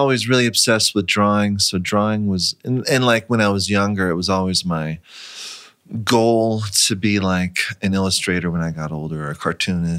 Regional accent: Newport Beach, California, United States; I was born and raised in Newport Beach

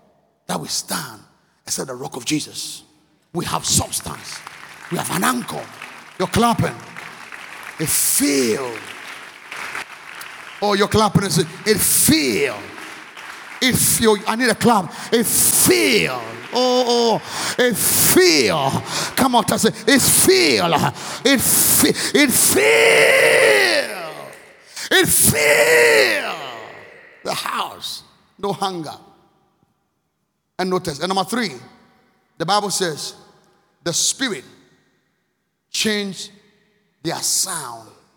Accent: Akim Oda, Eastern Region, Ghana; moved away; also born or lived in Accra, Ghana; the one we're growing up in Akimoda

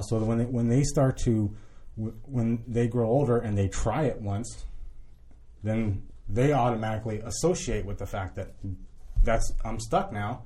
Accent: Southern California, United States; moved away as an adult; now in Florida, United States; I was born in Southern California, and, uh, I just got caught up running around the streets in Orange County

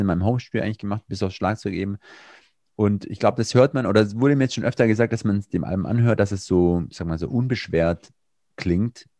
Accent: Swabia, Germany; accent: Swabian; ich bin Schwabe

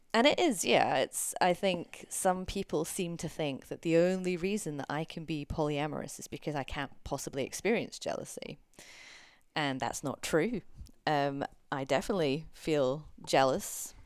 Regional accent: United Kingdom; We're both British

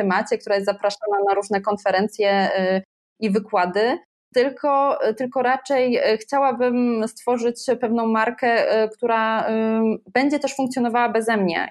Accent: Bytom, Silesian Voivodeship, Poland; moje rodzinne miasto e, Bytom

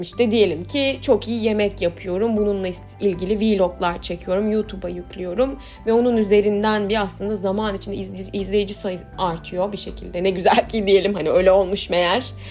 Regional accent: Aydın, Turkey; işte bizim Aydın'da zeytinliğimiz vardı

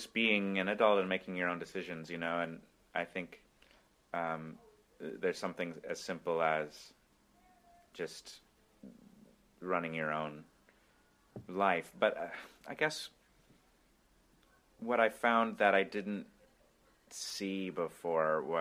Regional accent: Brookings, South Dakota, United States; moved away as an adult; now in Brooklyn, United States; the people of Brookings and of my hometown

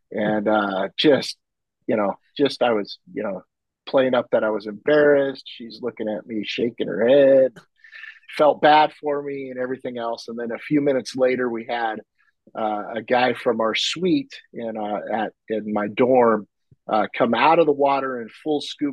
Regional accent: San Francisco Bay Area, California, United States; moved away as an adult; also born or lived in Colombia; I was born in the Bay Area, grew up in the San Francisco Bay Area, moved out for a few decades, and now I find myself back in the Bay Area.

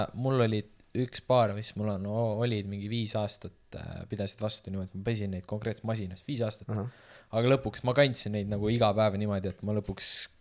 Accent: Estonia; ma olen eestlane

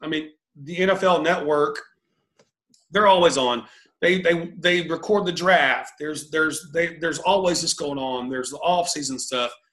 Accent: College Station, Texas, United States; I grew up in College Station

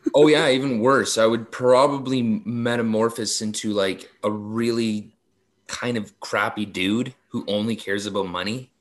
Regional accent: Mississauga, Ontario, Canada; I grew up in Mississauga

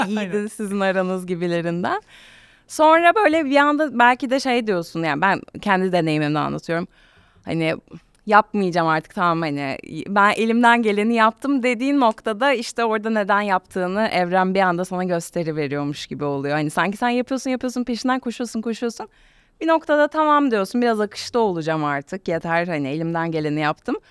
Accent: İzmir, Turkey; İzmirliyim, Ege'de doğdum.

